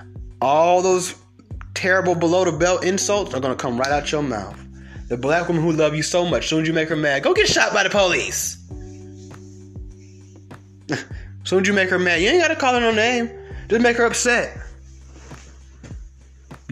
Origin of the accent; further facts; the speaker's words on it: Georgia, United States; I'm from Georgia